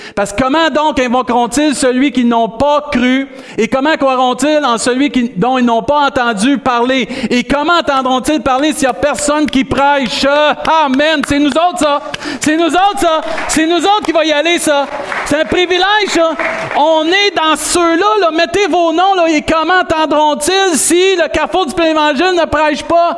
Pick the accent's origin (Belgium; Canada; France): Canada; Rimouski, Quebec; on est des Rimouskois sauvés